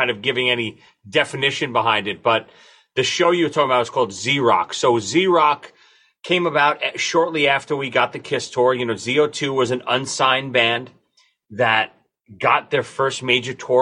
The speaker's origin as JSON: {"language": "English", "town": "New York City", "region": "New York", "country": "United States", "said": "we're three morons from Brooklyn"}